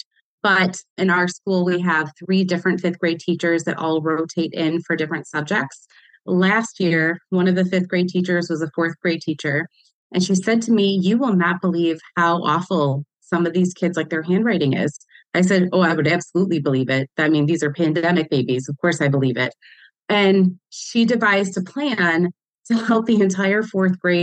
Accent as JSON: {"language": "English", "town": "Detroit", "region": "Michigan", "country": "United States", "tie": "born or raised there", "said": "I grew up here in Metro Detroit"}